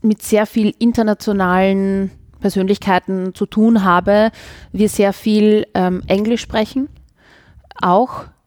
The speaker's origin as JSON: {"language": "German", "region": "Vienna", "country": "Austria", "accent": "Wienerisch", "first_language": "Viennese German", "said": "weil es meine Muttersprache ist, was meine Herzenssprache auch ist. Und ich liebe Wienerisch."}